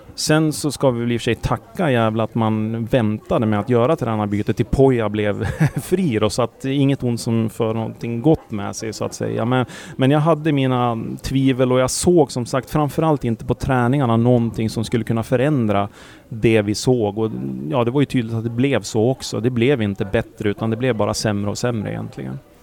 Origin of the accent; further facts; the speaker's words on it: Sandviken, Gävleborg County, Sweden; jag är från Sandviken